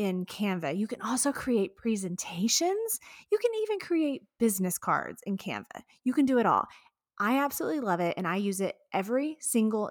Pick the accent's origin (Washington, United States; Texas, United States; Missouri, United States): Texas, United States; Houston; right here in my hometown of Houston, Texas